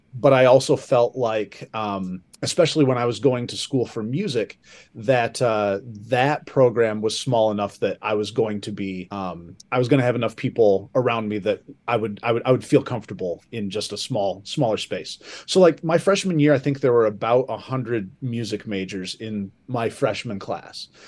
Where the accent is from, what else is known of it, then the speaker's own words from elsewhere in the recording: Sturgis, Michigan, United States; also born or lived in Saugatuck, Michigan; growing up in Sturgis